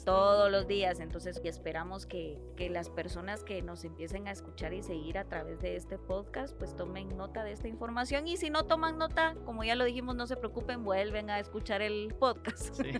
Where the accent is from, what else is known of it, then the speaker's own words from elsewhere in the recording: Guatemala; Muchos como chapines